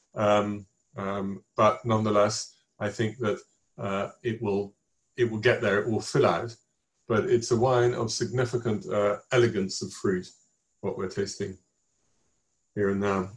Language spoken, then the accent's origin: English; England, United Kingdom; accent: English; my English accent